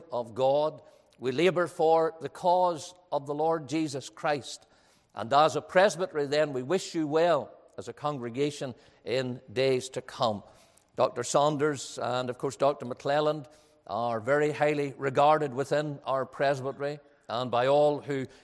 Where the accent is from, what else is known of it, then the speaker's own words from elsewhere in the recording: Ballymena, Northern Ireland, United Kingdom; I'm from Ballymena, which is known as a town that where people love money